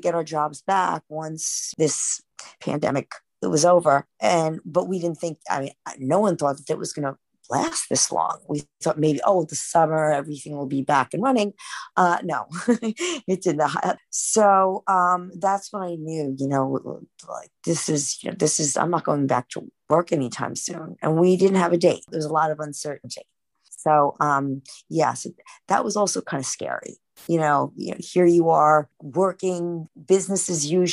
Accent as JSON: {"language": "English", "town": "New York City", "region": "New York", "country": "United States", "tie": "born or raised there", "also_born_or_lived": "Flushing, Queens", "said": "Born and raised in Manhattan"}